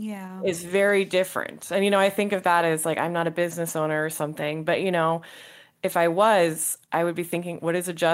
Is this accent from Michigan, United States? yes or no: no; San Francisco Bay Area, California, United States; I come from the San Francisco Bay Area